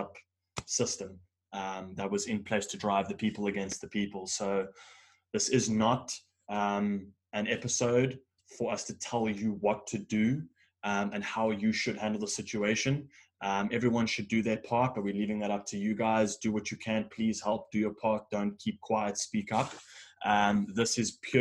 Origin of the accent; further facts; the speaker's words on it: South Africa; As a South African